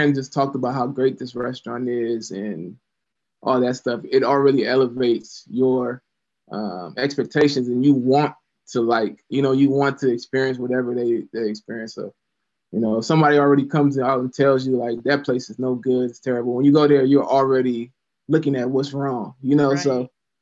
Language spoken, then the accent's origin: English; Louisiana, United States; also born or lived in Florida; now in Columbus, United States; I'm from the South, grew up in Louisiana, moved to Florida